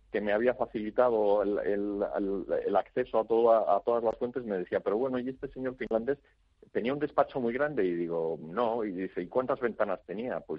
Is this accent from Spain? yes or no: yes; Spain; me llevé yo como representante español, sí, sí